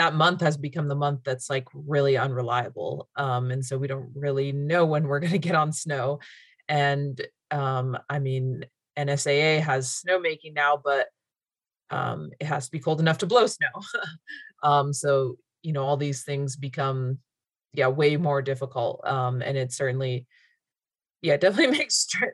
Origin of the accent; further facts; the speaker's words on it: Utah, United States; moved away as an adult; now in Alaska, United States; I grew up in the West in Utah